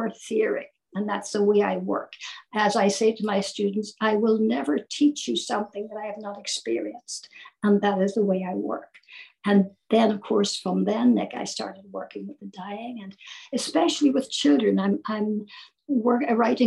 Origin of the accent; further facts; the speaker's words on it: Ireland; I'm Irish